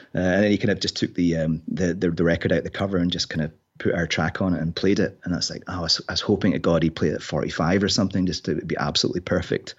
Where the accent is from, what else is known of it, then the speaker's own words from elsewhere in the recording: Inverness, Scotland, United Kingdom; also born or lived in Glasgow; grew up in Inverness